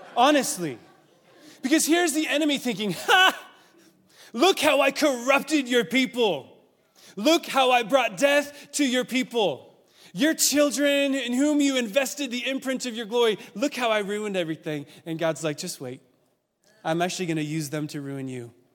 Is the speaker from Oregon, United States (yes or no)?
yes; Oregon, United States; moved away; I'm a West Coast kid. I grew up in Oregon